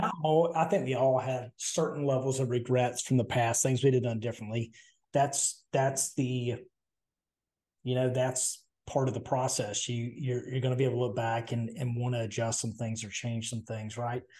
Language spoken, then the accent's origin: English; Southern, United States; accent: Southern; I'm Southern